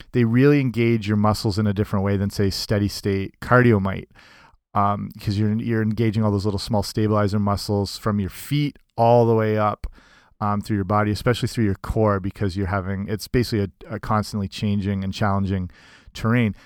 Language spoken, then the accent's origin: English; Southwestern Ontario, Canada; I'm from Southwestern Ontario, which is kind of the hockey hotbed